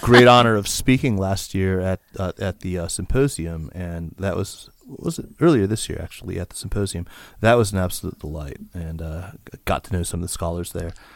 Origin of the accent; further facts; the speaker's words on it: Tucson, Arizona, United States; my hometown of Tucson, Arizona.